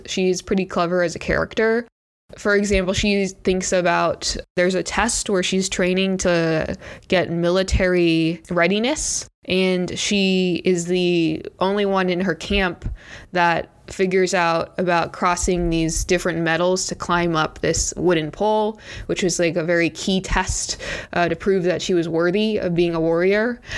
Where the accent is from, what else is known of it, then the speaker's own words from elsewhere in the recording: United States; I grew up in America